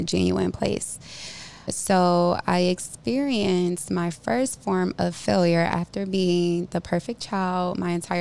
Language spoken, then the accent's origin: English; Cleveland, Ohio, United States; Growing up in Cleveland in elementary and middle school, I experienced a very strict environment.